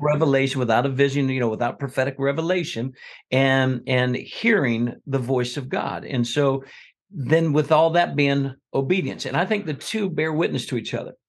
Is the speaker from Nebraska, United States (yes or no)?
no; South Florida, United States; now in Scottsboro, United States; I grew up in South Florida